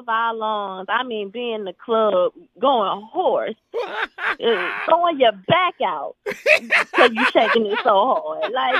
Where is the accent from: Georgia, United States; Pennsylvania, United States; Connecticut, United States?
Georgia, United States; Atlanta; And I'm from Atlanta.